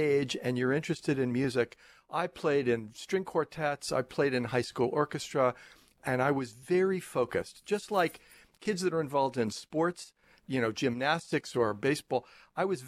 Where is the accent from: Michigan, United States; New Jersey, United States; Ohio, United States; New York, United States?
New York, United States; Rockville Centre; I grew up on Long Island